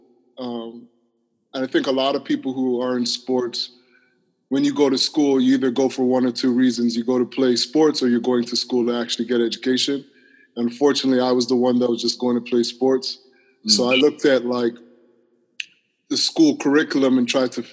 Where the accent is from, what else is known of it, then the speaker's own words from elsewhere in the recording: Toronto, Ontario, Canada; I grew up in Toronto, downtown Toronto, in one of our neighborhoods called Parkdale.